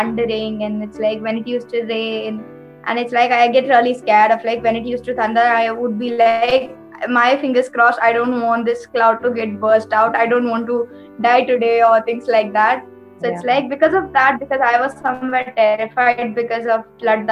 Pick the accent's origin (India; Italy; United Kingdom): India; Uttarakhand; my home state, Uttarakhand